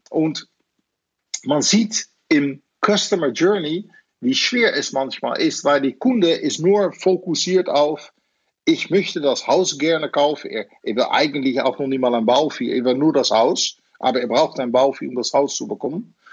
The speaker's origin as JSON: {"language": "German", "country": "Netherlands", "second_language": "German", "moved": "yes", "lives_now": "Germany", "said": "Ich bin natürlich Holländer"}